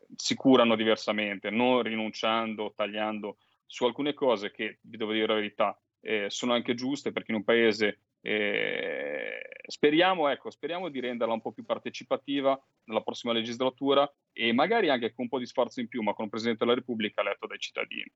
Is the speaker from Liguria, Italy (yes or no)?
yes; Liguria, Italy; Da Ligure